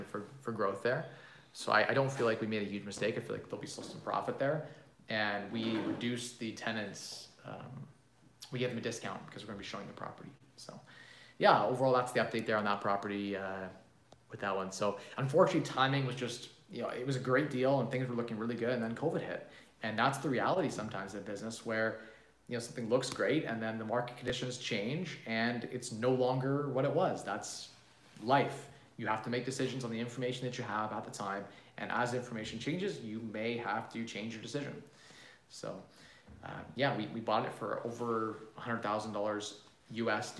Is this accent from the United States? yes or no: no; Canada; As a Canadian